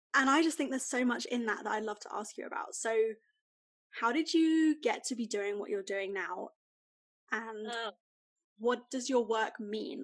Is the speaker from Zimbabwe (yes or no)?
no; United Kingdom; as a British person